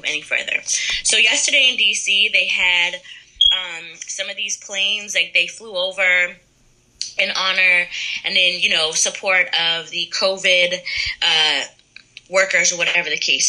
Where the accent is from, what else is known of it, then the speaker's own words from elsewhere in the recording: Middletown, United States; moved away; I'm from Middletown originally